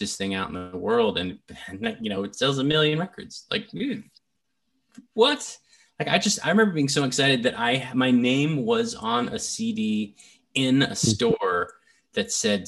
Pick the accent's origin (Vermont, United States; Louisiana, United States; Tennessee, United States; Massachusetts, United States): Tennessee, United States; Nashville; I grew up in Nashville, Tennessee